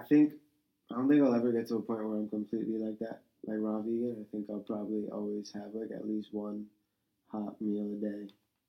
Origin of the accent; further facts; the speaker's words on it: New York, United States; I was born in Manhattan, lived in Queens until third grade.